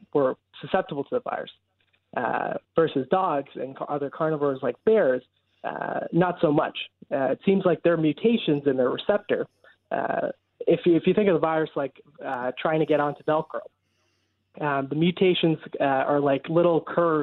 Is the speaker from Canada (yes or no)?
yes; Brampton, Ontario, Canada; moved away as an adult; now in Halifax, Canada; I'm right from Brampton